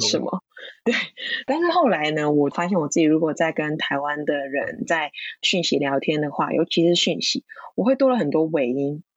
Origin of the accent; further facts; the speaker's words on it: Hong Kong; Chinese is a second language; now in Taiwan; 讲普通话，就是我也觉得我算是比一般的香港人好一点点